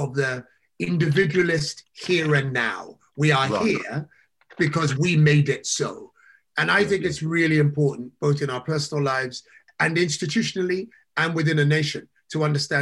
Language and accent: English; London, United Kingdom; I was born in Southall, West London. I kind of grew up there until I was about 19 or something